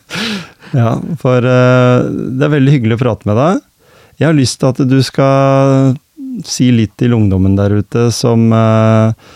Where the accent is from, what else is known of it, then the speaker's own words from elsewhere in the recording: Gjemse, Telemark, Norway; da jeg vokste opp her på Gjemse